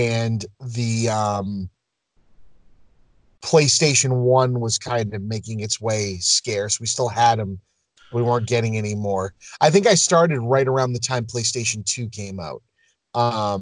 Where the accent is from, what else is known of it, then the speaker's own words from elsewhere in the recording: Lynn, Massachusetts, United States; I grew up in Lynn